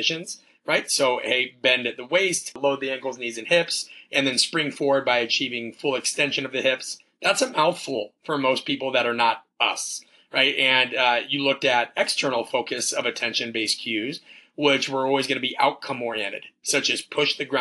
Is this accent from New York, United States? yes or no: no; Omaha, Nebraska, United States; moved away as an adult; also born or lived in Kansas; growing up in Omaha, Nebraska